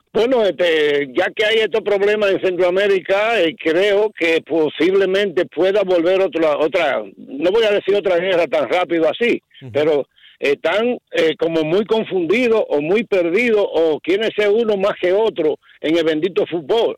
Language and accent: Spanish; Dominican Republic; now in New York, United States; Yo soy dominicano